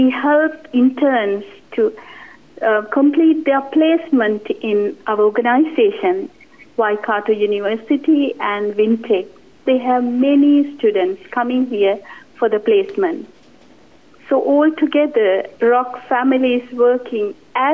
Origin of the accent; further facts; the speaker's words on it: Sri Lanka; now in New Zealand; I'm originally from Sri Lanka.